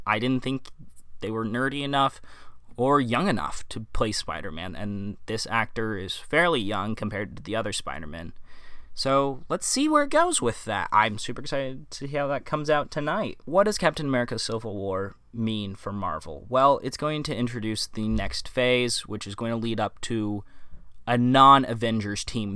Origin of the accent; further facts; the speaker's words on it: Midwest, United States; moved away as an adult; now in West Coast, United States; I grew up in the Midwest, and that's where I'm from. I lived there for the first eighteen years of my life